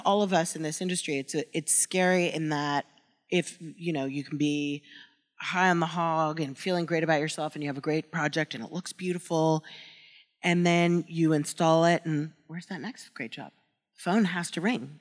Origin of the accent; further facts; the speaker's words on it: New York, United States; I grew up in New York